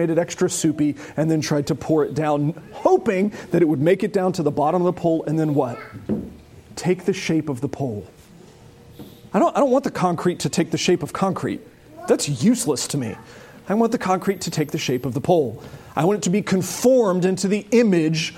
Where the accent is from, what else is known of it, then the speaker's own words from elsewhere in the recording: United States; as American Christians